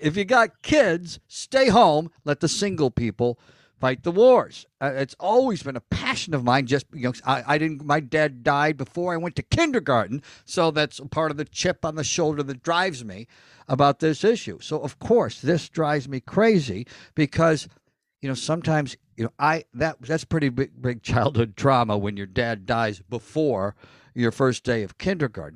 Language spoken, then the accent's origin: English; Elmira, New York, United States; now in Hollywood, United States; I'm from Elmira, New York